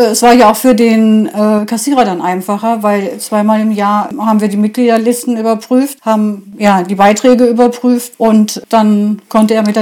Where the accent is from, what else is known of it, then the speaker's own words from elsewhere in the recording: Germany; Ich stamme aus Rohringen, habe nach Heutensen hier eingeheiratet, den Ureinwohner Bernd Vollmer.